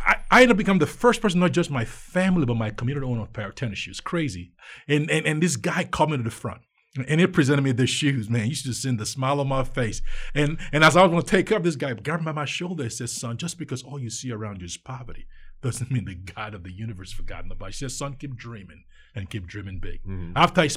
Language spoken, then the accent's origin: English; Nigeria; See, I grew up in Nigeria.